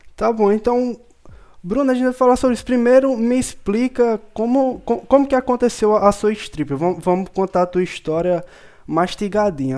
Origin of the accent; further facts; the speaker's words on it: interior of Paraíba, Brazil; eu sou do interior da Paraíba